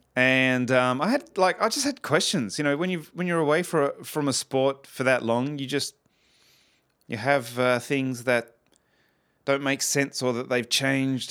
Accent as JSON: {"language": "English", "country": "Australia", "moved": "yes", "said": "obviously being Australian"}